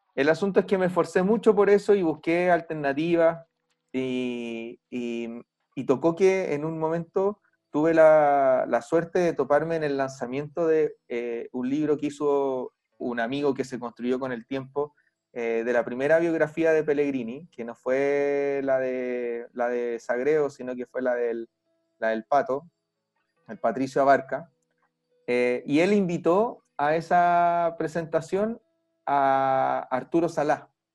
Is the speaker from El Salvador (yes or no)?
no; Chile; acá en Chile